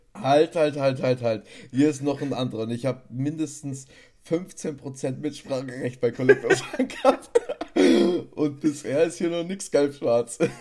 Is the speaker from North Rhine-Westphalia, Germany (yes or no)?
no; Bavaria, Germany; bei uns in Bayern